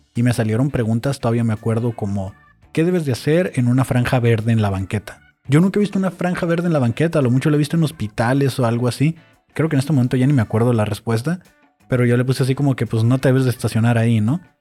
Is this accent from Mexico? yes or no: yes; Mexico; Así somos los mexicanos